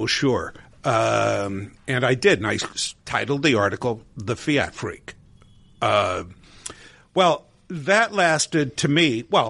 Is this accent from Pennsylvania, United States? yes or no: yes; Scranton, Pennsylvania, United States; I'm a native of northeastern Pennsylvania.